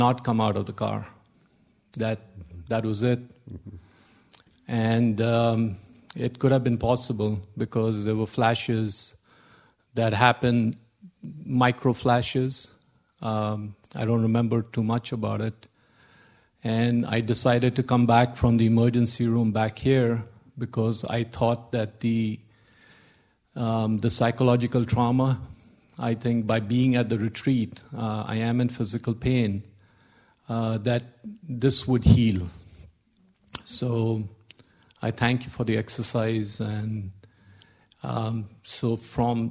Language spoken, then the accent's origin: English; India; moved away; I was brought up in India, so we were taught since we were kids